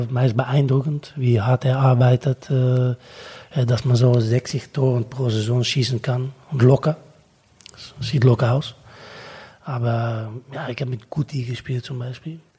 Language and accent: German; Netherlands; German is a second language; als Holländer